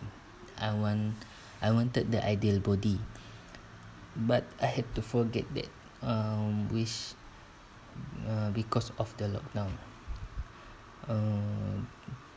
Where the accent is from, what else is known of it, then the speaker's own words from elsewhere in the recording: Sarawak, Malaysia; moved away as an adult; now in Tanjung Malim, Malaysia; my hometown is at Sarawak